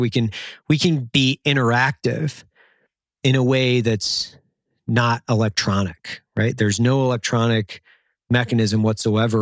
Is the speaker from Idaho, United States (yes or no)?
yes; Idaho, United States; I grew up in Idaho in the fucking middle of nowhere